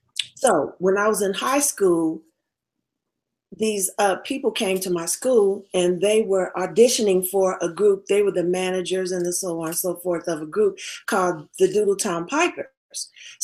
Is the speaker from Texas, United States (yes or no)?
yes; Tyler, Texas, United States; born there; Well, I was born in Texas, a little town called Tyler, Texas, East Texas